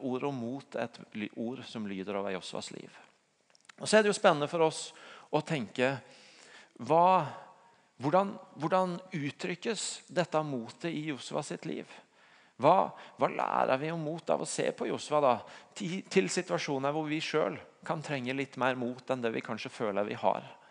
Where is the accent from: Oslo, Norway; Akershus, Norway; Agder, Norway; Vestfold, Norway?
Agder, Norway; Tvedestrand; hjemme i Tvedestrand, der jeg kommer fra.